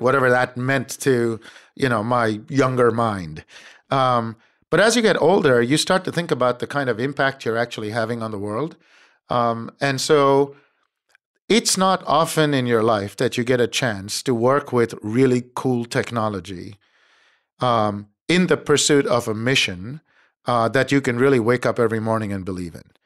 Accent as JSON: {"language": "English", "country": "India", "tie": "born or raised there", "also_born_or_lived": "Cambridge, Massachusetts", "moved": "as an adult", "lives_now": "United States", "said": "I was born and raised in India"}